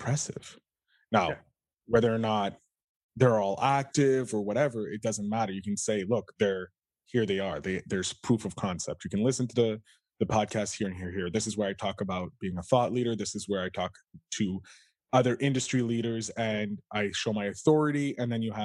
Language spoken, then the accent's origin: English; Canada; I come from Canada of humble beginnings